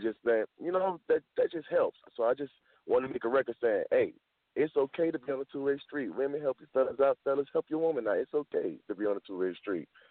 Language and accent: English; the South, United States; I'm from the South